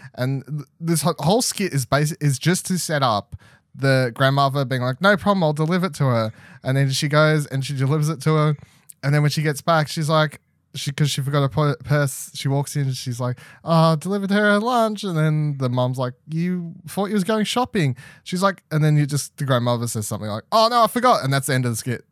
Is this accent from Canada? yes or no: no; Australia; us as Australian audiences